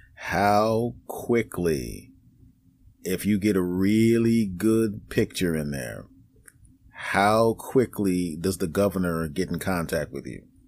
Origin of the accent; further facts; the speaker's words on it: Philadelphia, Pennsylvania, United States; I grew up in Philadelphia so, yeah. you know, uh, I'm a black guy. I grew up in a black neighborhood.